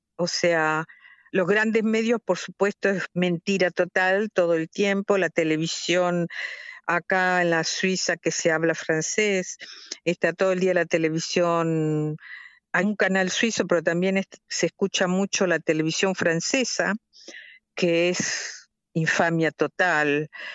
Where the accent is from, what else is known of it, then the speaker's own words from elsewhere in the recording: La Paz, Entre Ríos, Argentina; moved away as an adult; also born or lived in Moscow, Russia; now in Bern, Switzerland; la ciudad donde yo nací y crecí, que se llama la Paz, que es en, Argentina